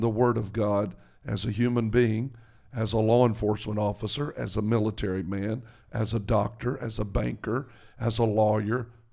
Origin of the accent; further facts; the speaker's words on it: the South, United States; I'm from the South